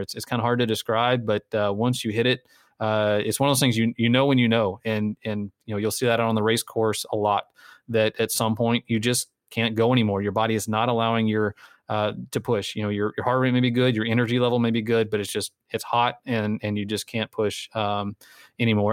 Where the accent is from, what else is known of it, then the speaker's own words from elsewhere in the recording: Texas, United States; a Texan